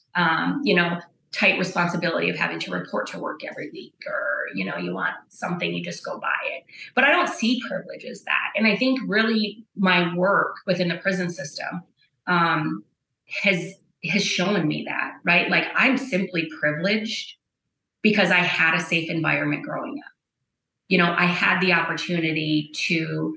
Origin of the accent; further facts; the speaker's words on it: Bowman County, North Dakota, United States; growing up in Bowman County